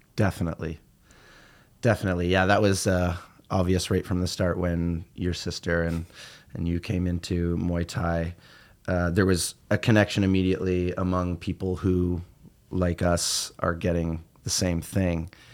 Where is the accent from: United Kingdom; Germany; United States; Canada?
Canada; Peterborough, Ontario; moved away as an adult; now in Toronto, Canada; I'm from Peterborough, so I'm, uh, I'm an Ontario boy, and, uh, I came from rural Canada and moved to Toronto